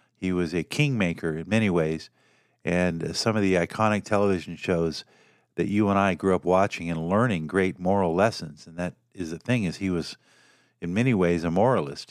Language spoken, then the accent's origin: English; Los Angeles, California, United States; I grew up in L